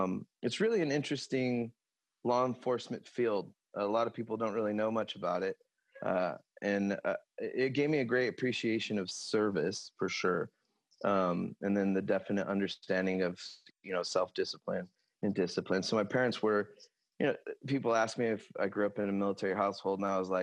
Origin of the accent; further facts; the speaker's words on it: Lemoore, California, United States; also born or lived in Stockton, California / Tracy, California / Manteca, California / Copperopolis, California; ended up living in Lemoore pretty much from third grade to graduation and then enlisting in the Navy there. So I say I'm from Lemoore, California, which is Central Valley